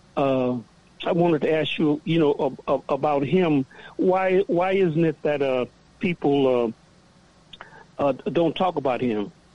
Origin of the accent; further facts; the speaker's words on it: Louisiana, United States; now in Toronto, Canada; I'm living in Toronto, and I'm originally from uh, uh, from, well, I was born in Louisiana